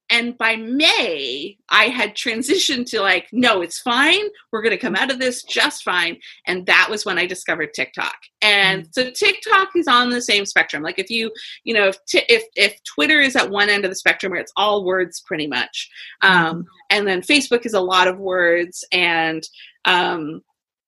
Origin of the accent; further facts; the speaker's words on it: London, Ontario, Canada; I'm from London, Ontario, Canada